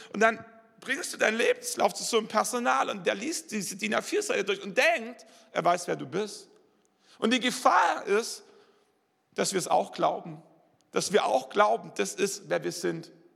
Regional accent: Swabia, Germany; also born or lived in Wallerstein; als Schwabe

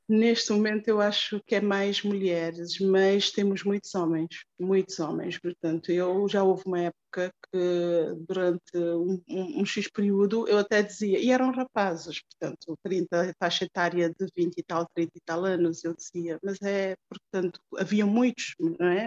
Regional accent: Cape Verde; moved away; foi há 20 anos, quando eu saí de Cabo Verde

